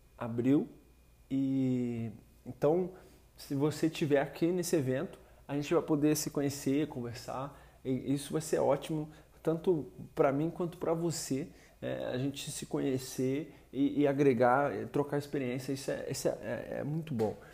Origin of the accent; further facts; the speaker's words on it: Rio de Janeiro, Brazil; sou do Rio de Janeiro